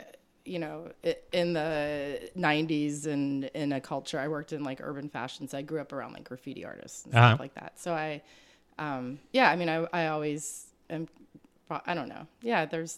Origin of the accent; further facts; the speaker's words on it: Appalachian Mountains, Pennsylvania, United States; I was born up in the Appalachian Mountains in Pennsylvania.